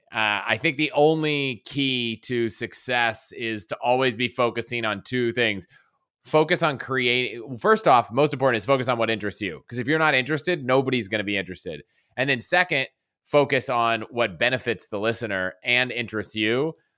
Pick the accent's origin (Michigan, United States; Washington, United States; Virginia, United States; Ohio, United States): Virginia, United States; Virginia outside DC, United States; moved away as an adult; also born or lived in Colorado; I grew up in Vir-, Virginia outside D C